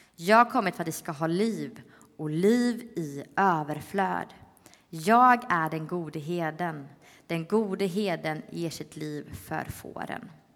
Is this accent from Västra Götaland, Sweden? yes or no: yes; Öckerö, Västra Götaland, Sweden; now in Stockholm, Sweden; Jag är från Öckerö